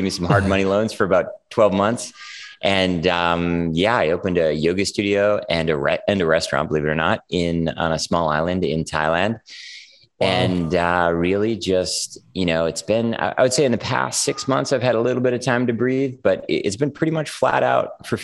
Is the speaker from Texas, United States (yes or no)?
no; California, United States; moved away as an adult; also born or lived in Minneapolis, Minnesota / New York City; I was a teenager in California, so that sort of feels like home